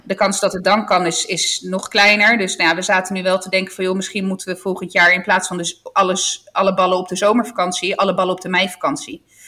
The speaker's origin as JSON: {"language": "Dutch", "region": "Apulia", "country": "Italy", "moved": "yes", "said": "de streek waar ik vandaan kom inmiddels, geloof ik, het nieuwe Ibiza is. want echt iedereen gaat naar Puglia"}